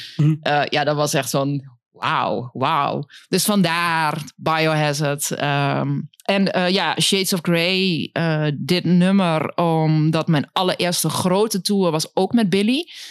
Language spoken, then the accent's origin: Dutch; Winterswijk, Gelderland, Netherlands; now in Enschede, Netherlands; de Achterhoek uit Winterswijk